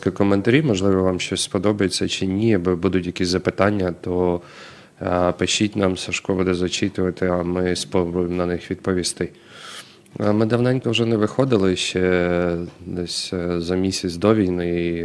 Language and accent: Ukrainian; Ukraine; Ми з України.